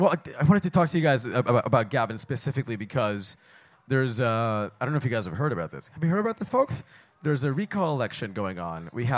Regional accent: California, United States; my local assemblyman from my hometown, Kevin Kiley

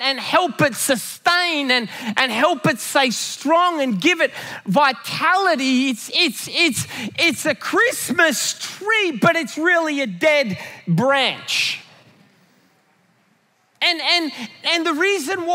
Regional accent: Australia; when I grew up in Australia, you had to have a real tree

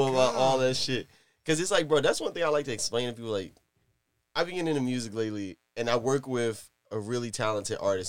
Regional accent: Virginia, United States; also born or lived in New York; I'm originally from New York, but I grew up in Virginia. So, like, I got to literally, I guess, like you know, I was in New York and at like eight years old, I came down here

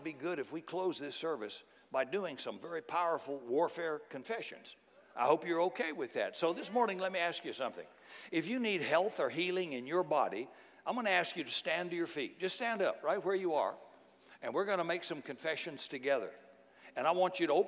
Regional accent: United States; as an American

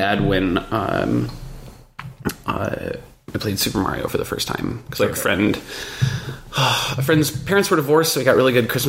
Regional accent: Michigan, United States; Rural Michigan.

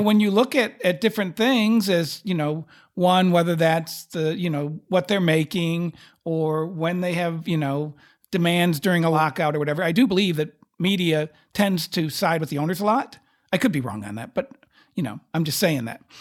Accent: Texas, United States; as a Texan

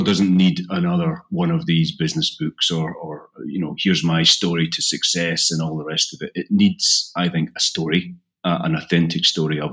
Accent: Isle of Bute, west coast of Scotland, United Kingdom; accent: Scottish; I grew up on the Isle of Bute in the west coast of Scotland

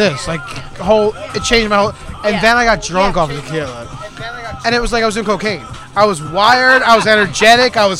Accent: Ocean County, New Jersey, United States; I'm from Ocean County, and I used to go fish at Island Beach State Park

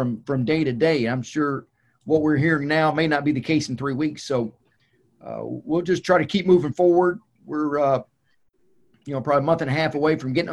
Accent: Little Rock, Arkansas, United States; Growing up in Little Rock, I had three older brothers

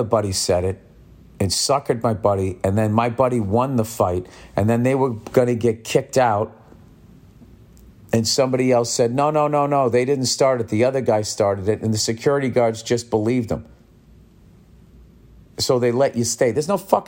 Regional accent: Massachusetts, United States; I grew up in Massachusetts

